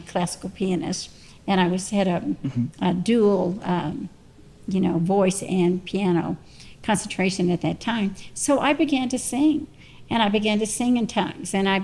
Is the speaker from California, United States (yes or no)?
no; Texas, United States; also born or lived in Arizona; we were in Arizona at that time, but yes, we're from Texas